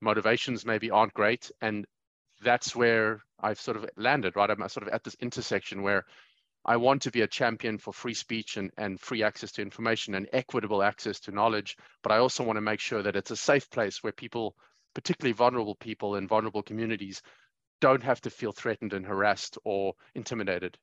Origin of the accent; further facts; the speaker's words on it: Johannesburg, Gauteng, South Africa; growing up in Johannesburg, South Africa, and I came of age in the mid 90s